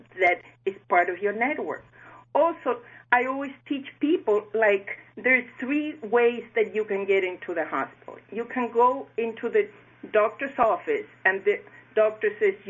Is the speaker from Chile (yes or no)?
yes; Chile; moved away as an adult; now in South Florida, United States; I was born in Chile, and I had the opportunity to learn, love, and care for seniors as on and off my grandmothers lived with us. On my early 20s, I moved to the United States